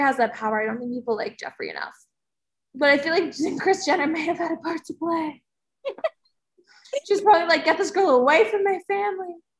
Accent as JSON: {"language": "English", "region": "New Jersey", "country": "United States", "said": "I'm from New Jersey"}